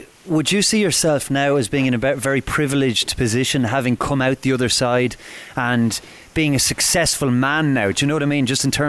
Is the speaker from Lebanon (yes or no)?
no; Ireland; as somebody who obviously grew up in Ireland as well